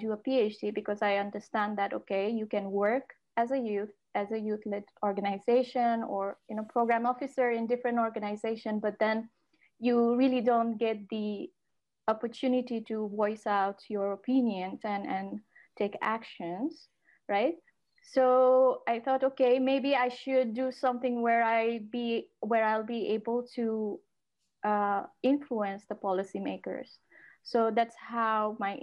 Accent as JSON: {"language": "English", "country": "Nepal", "first_language": "Nepali", "second_language": "English", "moved": "as an adult", "lives_now": "Netherlands", "said": "I am from Nepal"}